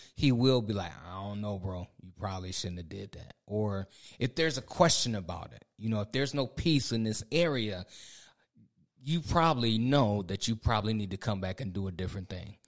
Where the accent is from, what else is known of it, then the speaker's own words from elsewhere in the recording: Ohio, United States; moved away as an adult; now in North Carolina, United States; I'm from the Midwest. I'm from Ohio